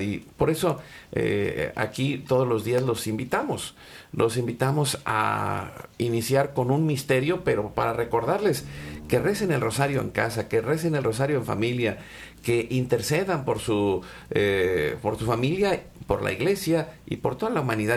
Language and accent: Spanish; Mexico; now in Dallas, United States; nosotros que nacimos en México